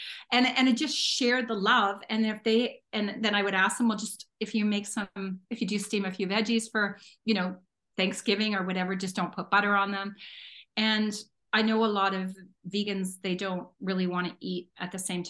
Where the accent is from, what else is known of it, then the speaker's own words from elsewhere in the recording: Northern Ontario, Canada; now in Alberta, Canada; we lived way in the middle of the bush in Northern Ontario, and so my dad would only go get a bit of fresh stuff once in a while